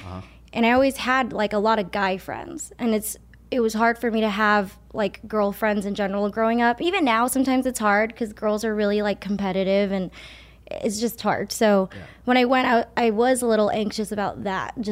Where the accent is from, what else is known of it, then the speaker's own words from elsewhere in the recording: Monterey Park, California, United States; I was born here in Monterey Park in California, America